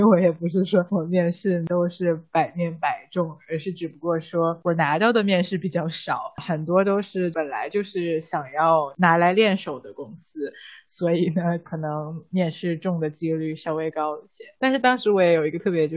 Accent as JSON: {"language": "Chinese", "region": "Tianjin", "country": "China", "tie": "born or raised there", "moved": "as an adult", "lives_now": "United States", "said": "我小时候在天津电视台十二频道当小 当主持人的经历"}